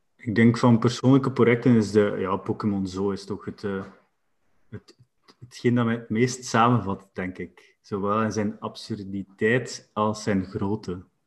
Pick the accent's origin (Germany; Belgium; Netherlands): Belgium; West Flanders; als West-Vlaming